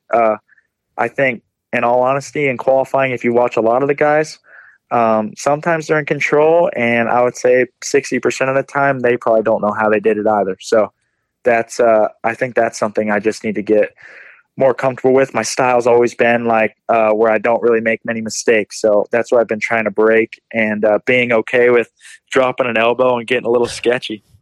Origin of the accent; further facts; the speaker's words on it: Florida, United States; now in North Carolina, United States; I'm originally from Florida, but I've moved to North Carolina now just to be with the team